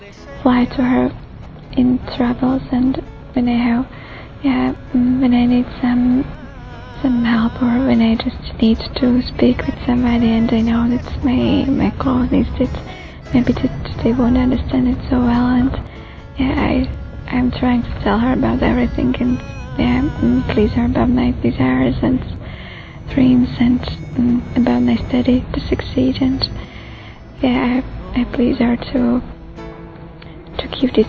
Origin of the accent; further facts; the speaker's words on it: Slovakia; I'm 21 years old and I come from Slovakia.